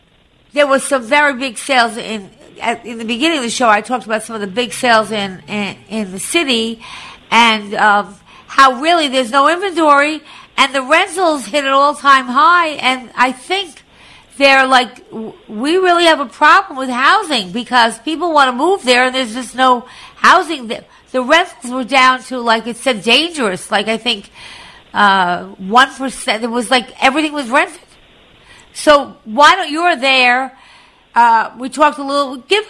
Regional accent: New York City, New York, United States; my hometown, New York City.

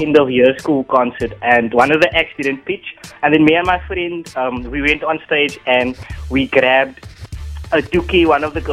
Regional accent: Cape Town, Western Cape, South Africa; I was born in Nova Park, Surrey Estates, Cape Town, because we moved a lot

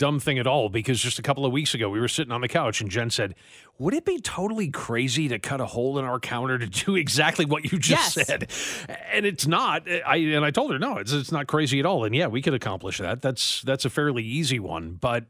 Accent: Nigeria; But the way this is worded, as a Nigerian, one would expect my favorite food to be, I don't know, rice or swallow or whatever.

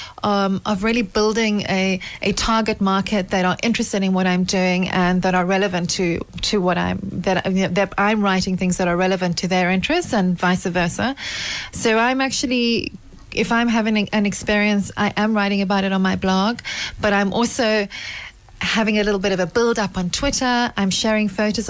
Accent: South Africa; also born or lived in Wellington, South Africa; I'm South African. I live in Wellington outside Cape Town

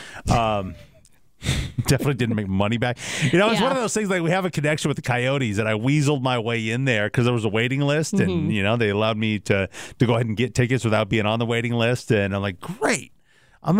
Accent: Seattle, Washington, United States; moved away; being from Seattle

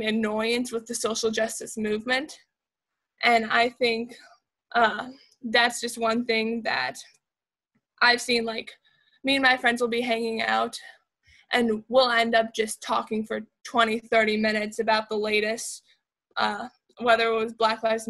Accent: United States; as an American

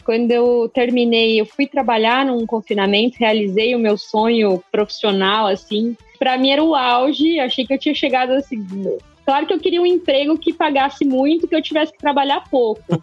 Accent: Mato Grosso, Brazil; Eu sou zootecnista, eu sou mato-grossense, né, vamos começar por aí, sou mato-grossense

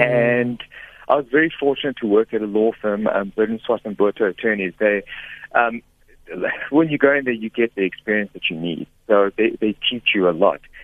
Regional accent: Pretoria, Gauteng, South Africa; I was born in Pretoria, in Sunnyside in Pretoria

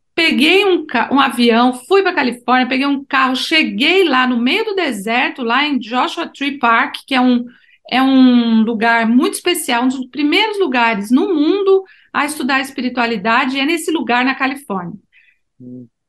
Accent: Brazil; eu sou do Brasil

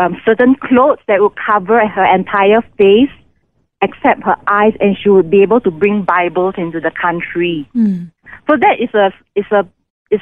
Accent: Singapore; moved away as an adult; now in India; I was born in Singapore

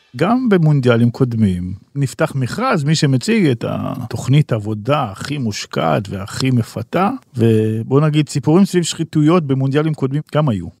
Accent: Israel; אנחנו כישראלים

